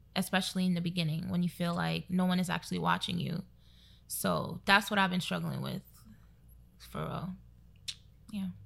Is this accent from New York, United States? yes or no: yes; New York City, New York, United States; now in Newark, United States; I'm from Brooklyn, of course, but I currently live in Newark